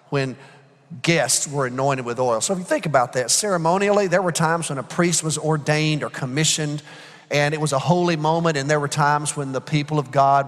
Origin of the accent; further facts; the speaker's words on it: Alabama, United States; also born or lived in Georgia; now in Texas, United States; I'm from Alabama